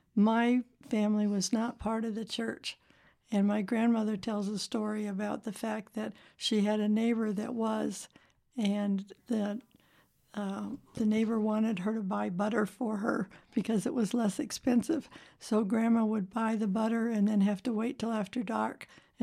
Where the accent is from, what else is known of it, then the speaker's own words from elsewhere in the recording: Zion, Illinois, United States; now in Las Vegas, United States; I grew up in Zion, Illinois